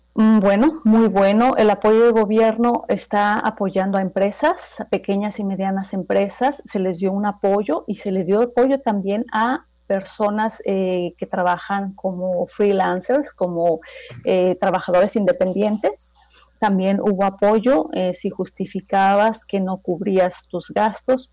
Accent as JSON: {"language": "Spanish", "town": "Toluca", "region": "State of Mexico", "country": "Mexico", "tie": "born or raised there", "first_language": "Spanish", "moved": "as an adult", "lives_now": "Hamburg, Germany", "said": "yo nací en la Ciudad de México, pero en realidad yo me crié en Toluca, ahí han vivido mis papás siempre, ahí crecí, ahí estudié prácticamente"}